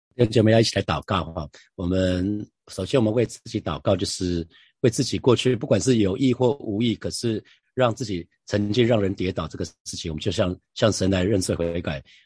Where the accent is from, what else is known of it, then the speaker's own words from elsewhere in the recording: Taiwan; 我是台湾人